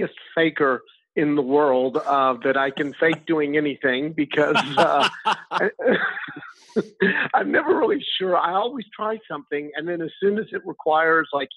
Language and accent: English; Texas, United States; moved away as an adult; now in Spain; I'm from Texas.